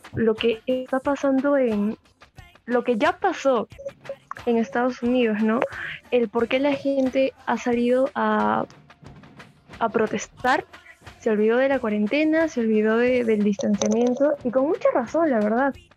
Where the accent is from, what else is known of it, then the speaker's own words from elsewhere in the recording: Peru; Todos somos peruanos